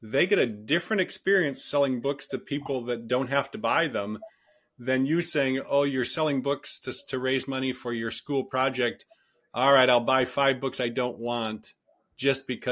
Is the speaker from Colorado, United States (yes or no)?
no; Detroit, Michigan, United States; now in Silicon Valley, United States; I grew up in Detroit